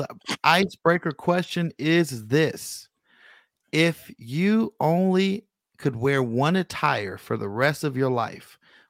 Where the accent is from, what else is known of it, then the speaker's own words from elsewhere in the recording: Bay Area, California, United States; I'm from the Yay area.